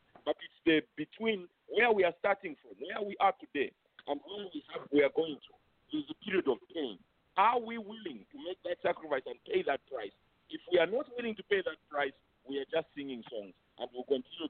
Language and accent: English; Zambia